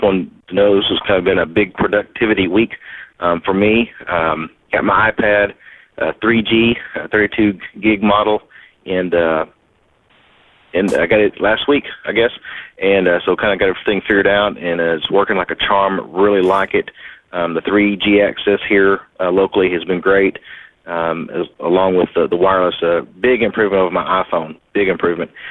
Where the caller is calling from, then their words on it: Hot Springs, Arkansas, United States; I'm calling in from Hot Springs, Arkansas